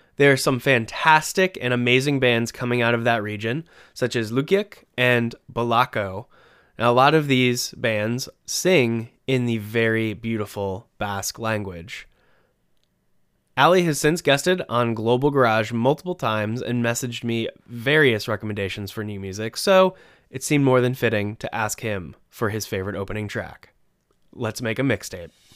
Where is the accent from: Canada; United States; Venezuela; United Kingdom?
United States; Durham, North Carolina; we're both from Durham, except I'm from the one in North Carolina